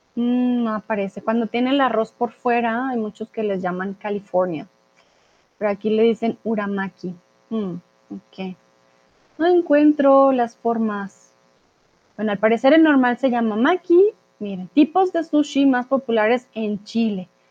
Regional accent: Colombia; also born or lived in Mexico; now in Germany; yo soy de Colombia, soy de Latinoamérica, por lo tanto pronuncio terraza con es normal.

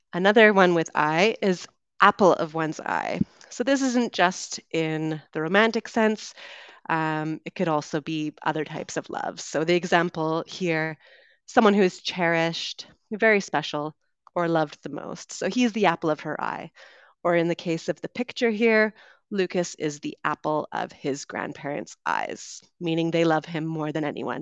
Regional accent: West Coast of Canada, Canada; moved away as an adult; also born or lived in London, United Kingdom; I'm originally from Canada. I grew up on the West Coast

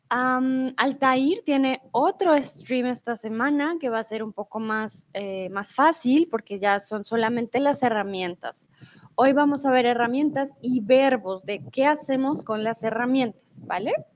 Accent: Colombia; moved away as an adult; also born or lived in Mexico; now in Germany; Yo soy de Colombia, soy tutora de español

